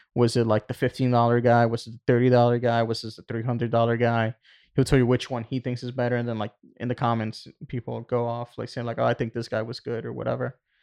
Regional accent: Puerto Rico; moved away; Growing up in Puerto Rico

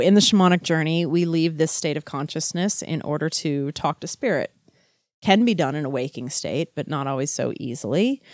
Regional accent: Louisiana, United States; moved away; also born or lived in Texas / Chicago; I was growing up in Louisiana

